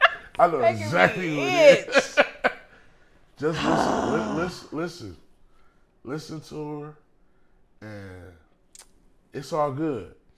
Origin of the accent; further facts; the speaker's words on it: Texas, United States; Hey, I'm from Texas, y'all.